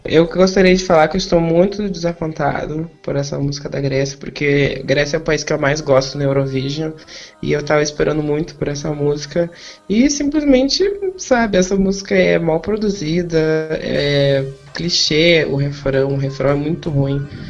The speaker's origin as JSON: {"language": "Portuguese", "town": "Porto Alegre", "region": "Rio Grande do Sul", "country": "Brazil", "said": "eu sou de Porto Alegre"}